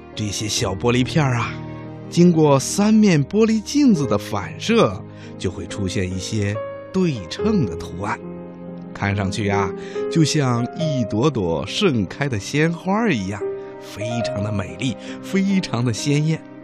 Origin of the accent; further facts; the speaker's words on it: Xinjiang, China; 一年五岁了，我来自新疆